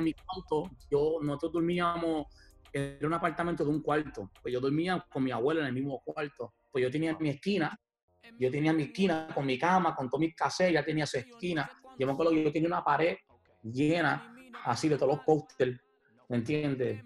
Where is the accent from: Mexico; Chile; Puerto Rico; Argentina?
Puerto Rico; moved away; also born or lived in New York; uno de los barrios que yo me crié en Puerto Rico